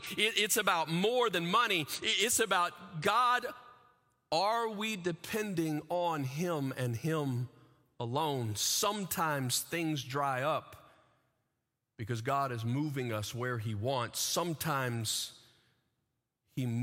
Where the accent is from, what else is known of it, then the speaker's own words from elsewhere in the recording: the South, United States; as a kid, I grew up in the South, in the middle of the center of what's called the Bible Belt